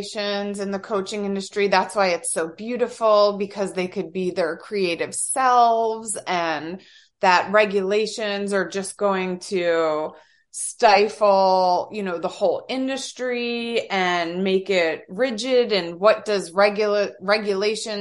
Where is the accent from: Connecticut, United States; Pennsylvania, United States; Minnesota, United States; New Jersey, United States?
New Jersey, United States; I'm from Jersey.